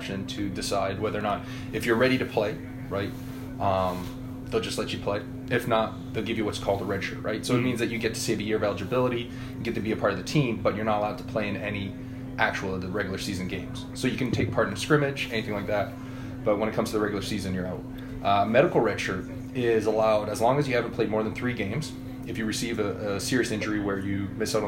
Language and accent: English; Windsor, Ontario, Canada; moved away as an adult; also born or lived in North Carolina; born and raised in Windsor